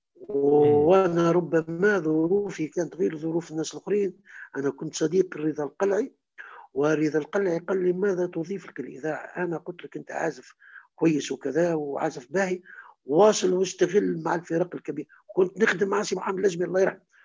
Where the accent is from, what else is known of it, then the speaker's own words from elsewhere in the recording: Kairouan, Kairouan Governorate, Tunisia; moved away as an adult; also born or lived in Tunis; احنا في القيروان